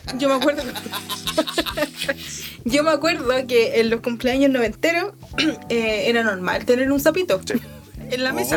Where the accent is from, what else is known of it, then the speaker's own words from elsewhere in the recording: Chile; así somos los chilenos.